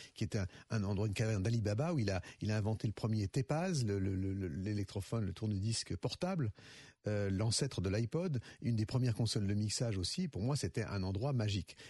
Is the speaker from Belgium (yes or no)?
no; Lyon, Auvergne-Rhône-Alpes, France; pour moi en tant que lyonnais